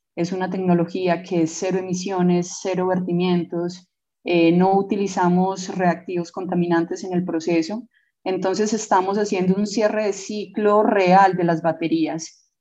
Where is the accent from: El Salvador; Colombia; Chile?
Colombia; nosotros como científicos colombianos